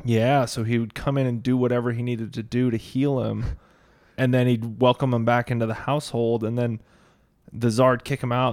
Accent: Phoenix, Arizona, United States; moved away as an adult; also born or lived in Charlotte, North Carolina; now in Boise, United States; I grew up in Phoenix

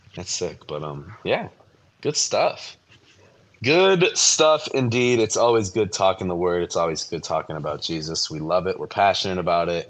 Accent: Michigan, United States; moved away as an adult; now in Omaha, United States; I grew up in Michigan

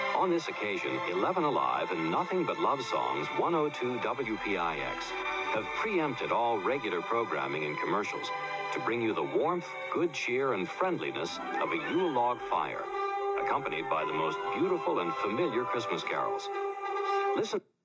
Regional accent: New York City, New York, United States; as a New Yorker

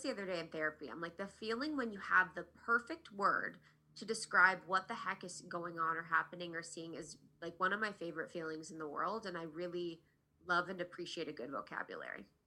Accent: Ohio, United States; also born or lived in New York; now in Los Angeles, United States; where I grew up in Ohio

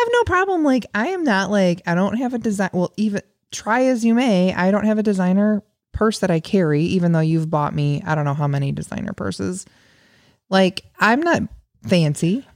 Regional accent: near the Illinois River, United States; I grew up near the Illinois River, very, very close to the Illinois River

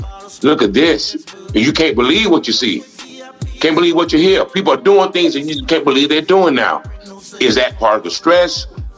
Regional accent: United States; me as an American

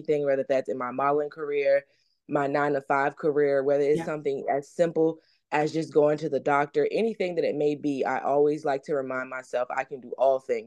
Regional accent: South Carolina, United States; my home state

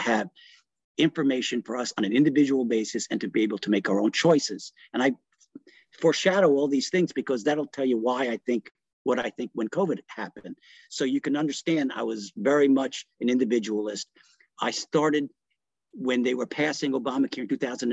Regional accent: New York, United States; first language Italian; English is a second language; moved away as an adult; also born or lived in Italy / Cleveland; I grew up in New York

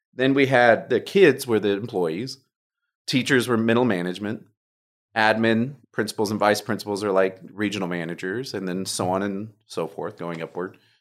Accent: Humble, Texas, United States; also born or lived in Oklahoma / Phoenix, Arizona / New York; I was born in Humble, so I'm a local boy.

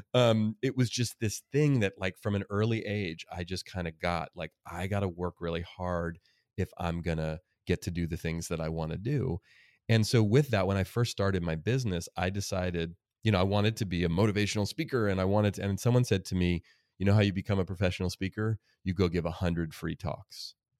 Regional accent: Oakland, California, United States; my life growing up in Oakland, California, in a really diverse place

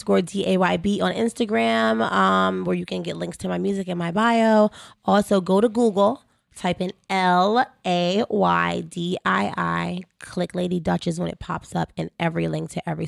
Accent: Alexandria, Virginia, United States; moved away as an adult; also born or lived in Arlington, Virginia / Brooklyn, New York / Queens, New York; I grew up in Alexandria, Virginia. I had the privilege of living in Brooklyn and Bed-Stuy.

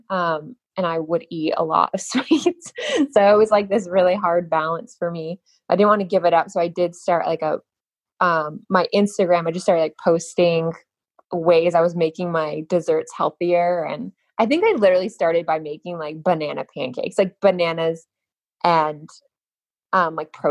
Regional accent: Boulder City, Nevada, United States; Nevada, actually. All small, right. Yeah, Boulder City, Nevada. Which, if you know where the Hoover Dam is, it's it's kind of that city that sits right there on the Hoover Dam.

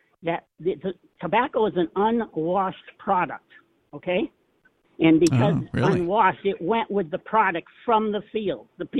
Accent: New England, United States; now in Idaho, United States; I'm from New England originally

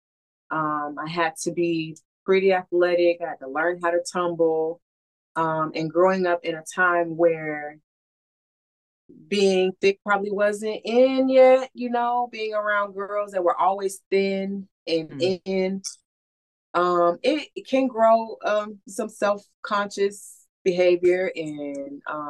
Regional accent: Florida, United States; I grew up here in Florida

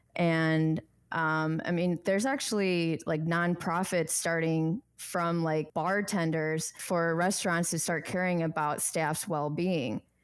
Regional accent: Chicago, Illinois, United States; moved away as an adult; now in Arizona, United States; I was born and raised in Chicago, my parents migrated from Bangkok, Thailand

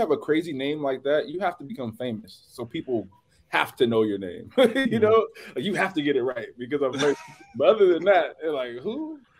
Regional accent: Compton, California, United States; I'm from Compton, so.

